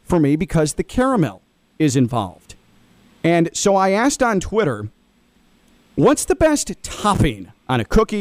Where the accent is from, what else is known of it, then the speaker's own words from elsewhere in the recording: Midwest, United States; me growing up in the Midwest